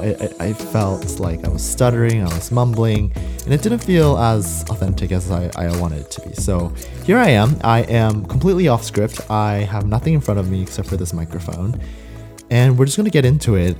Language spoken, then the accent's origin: English; Southern California, United States; also born or lived in Seoul, South Korea; I am a Korean American who immigrated to Southern California when I was about nine. I was born in Seoul, South Korea, and I moved here with my family. And I grew up in Southern California for about ten years